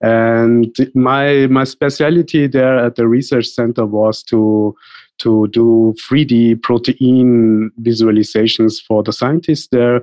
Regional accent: Tyrol, Austria; moved away as an adult; also born or lived in India; now in Vienna, Austria; my parents were born in India, but moved to Austria, first to Tyrol, that is a mountain region in Austria. I lived there many years, and then I moved to Vienna

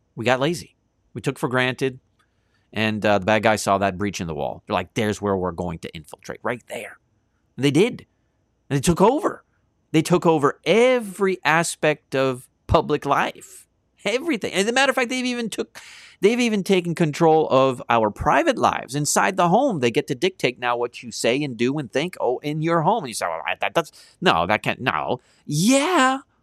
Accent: Canada

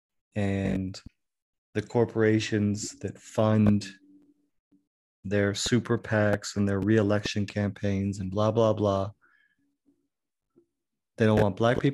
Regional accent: the North, United States; moved away as an adult; now in Mississippi, United States; I grew up in the North, went to school in the North, had never been to Mississippi before I came to Mississippi as a teacher in the Delta.

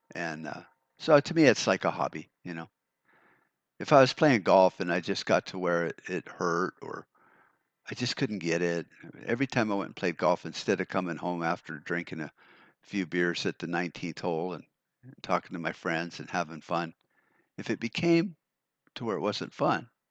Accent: United States

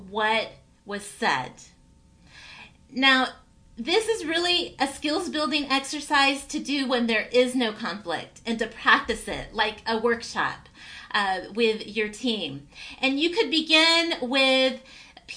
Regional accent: Tennessee, United States; My parents immigrated from a country called Cyprus and I grew up in Tennessee

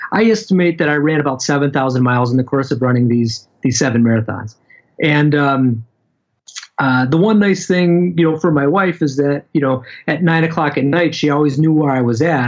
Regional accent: Michigan, United States; I'm from Michigan

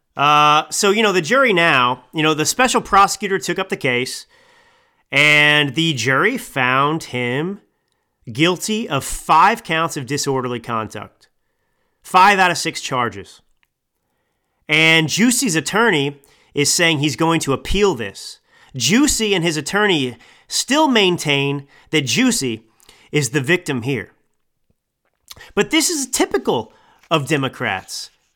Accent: Texas, United States; I'm a Texan

